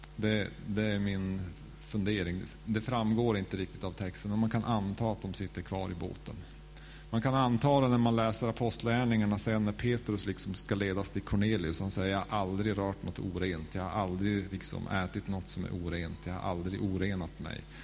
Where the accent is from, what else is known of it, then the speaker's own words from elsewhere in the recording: Norrland, Sweden; accent: Norrland; now in Stockholm, Sweden; jag är liksom norrlänning